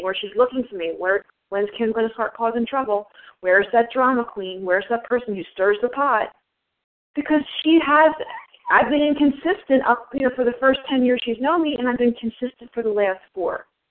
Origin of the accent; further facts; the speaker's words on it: New Jersey, United States; also born or lived in Los Angeles; I'm from New Jersey